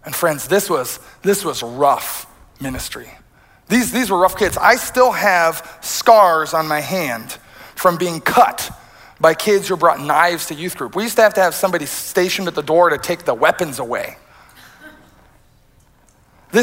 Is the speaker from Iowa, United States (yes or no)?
yes; rural Iowa, United States; moved away; I'm a straight-laced kid who grew up in rural Iowa.